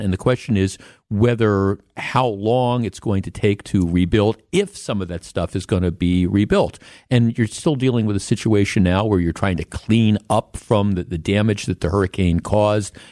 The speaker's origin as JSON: {"language": "English", "town": "Milwaukee", "region": "Wisconsin", "country": "United States", "tie": "born or raised there", "said": "I grew up on the North Shore of Milwaukee"}